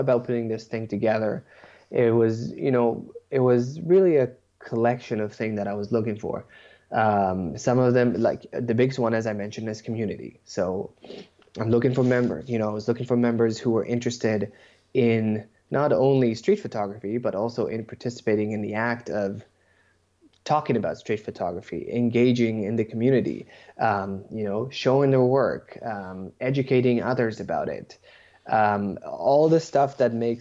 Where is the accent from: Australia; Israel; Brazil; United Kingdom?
Israel; now in Toronto, Canada; I was born and raised in Israel